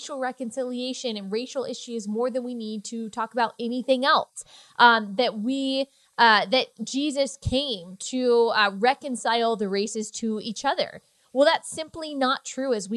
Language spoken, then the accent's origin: English; Texas, United States; I'm from Texas